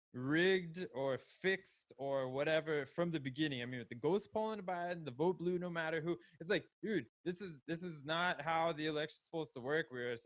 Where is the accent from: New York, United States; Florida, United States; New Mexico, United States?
Florida, United States; well, I was in Florida forever, and I was there. I grew up in Palm Beach County